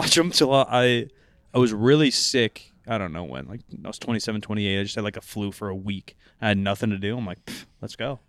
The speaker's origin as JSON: {"language": "English", "town": "Sacramento", "region": "California", "country": "United States", "said": "I'm from Sacramento."}